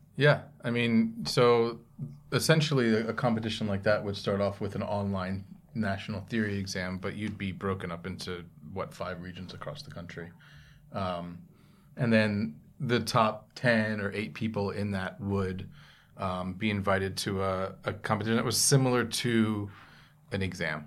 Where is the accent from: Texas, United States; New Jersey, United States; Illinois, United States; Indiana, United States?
New Jersey, United States; Monroe; moved away; also born or lived in Morristown, New Jersey / Bayonne, New Jersey; my parents moved down to Monroe.